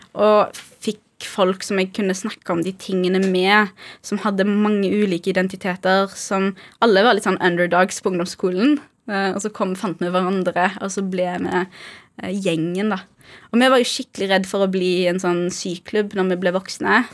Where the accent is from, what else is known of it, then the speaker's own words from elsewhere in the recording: Haugesund, Rogaland, Norway; moved away as an adult; now in Oslo, Norway; jeg vokste jo opp eh, i Haugesund